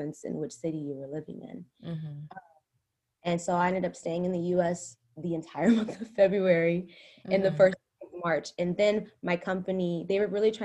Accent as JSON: {"language": "English", "country": "United States", "moved": "as an adult", "lives_now": "Shanghai, China", "said": "being an American and being a Black woman"}